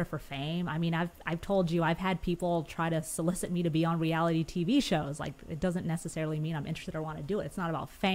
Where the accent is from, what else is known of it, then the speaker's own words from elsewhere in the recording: Huntington Beach, California, United States; now in Los Angeles, United States; I was born and raised SoCal. I'm from Orange County